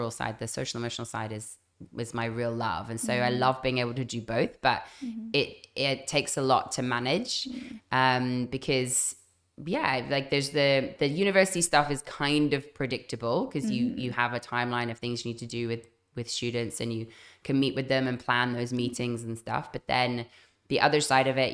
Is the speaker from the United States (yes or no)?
no; Zimbabwe; moved away as an adult; also born or lived in London / Zambia / Canada; now in Phuket, Thailand; I grew up in Zambia and Zimbabwe